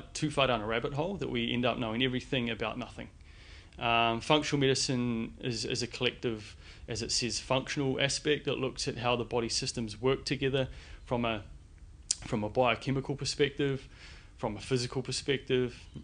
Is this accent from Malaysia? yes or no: no; New Zealand; moved away as an adult; also born or lived in London, United Kingdom; now in Sydney, Australia; born and bred in New Zealand